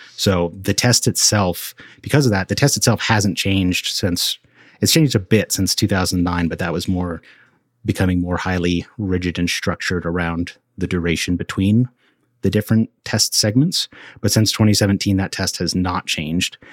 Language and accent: English; Colorado Front Range, United States; growing up in Colorado on the Front Range